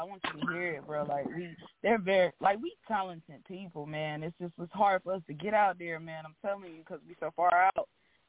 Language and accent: English; North Carolina, United States; I'm from North Carolina.